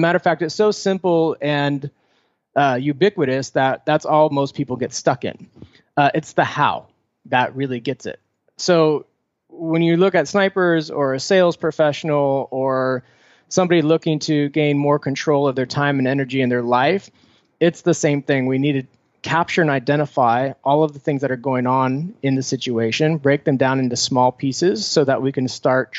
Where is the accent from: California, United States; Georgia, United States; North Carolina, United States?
California, United States; Foster City; Oh, I grew up in the Bay Area, about 20 minutes south of San Francisco in a place called Foster City, right on the bay.